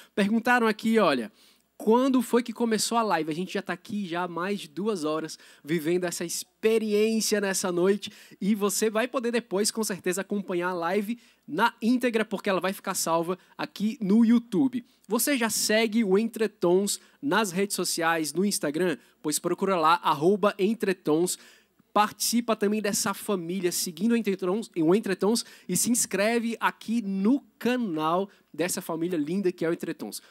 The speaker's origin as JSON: {"language": "Portuguese", "town": "Aparecida", "region": "São Paulo", "country": "Brazil", "said": "pertinho da minha cidade, eu sou de Aparecida do Norte"}